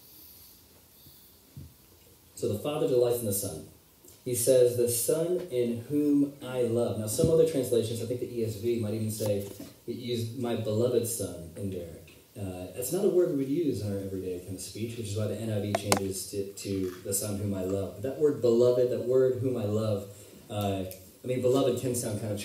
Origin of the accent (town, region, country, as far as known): United States